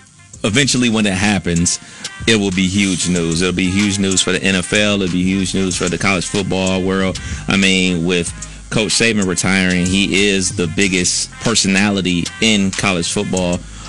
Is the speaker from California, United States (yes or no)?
no; Cleveland, Ohio, United States; moved away; it's icy up in my hometown of Cleveland.